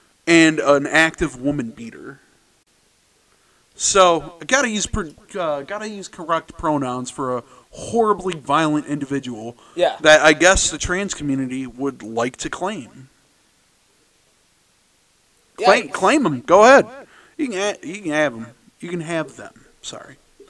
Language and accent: English; Massachusetts, United States; Yeah, I'm from Massachusetts.